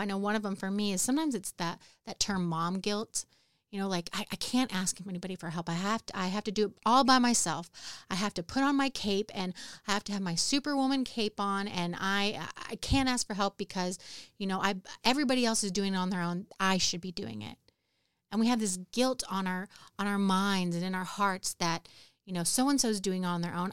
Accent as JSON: {"language": "English", "region": "California", "country": "United States", "tie": "born or raised there", "moved": "as an adult", "lives_now": "Houston, United States", "said": "I grew up in California."}